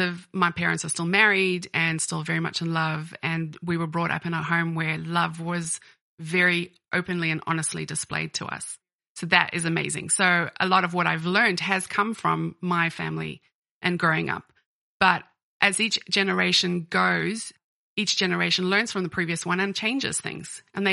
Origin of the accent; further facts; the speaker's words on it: Ireland; And when I was growing up in Ireland, I actually went to university in Dublin.